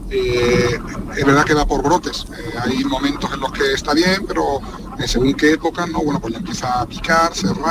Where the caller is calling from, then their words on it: Seville, Andalusia, Spain; Buenas tardes … eh, de Sevilla.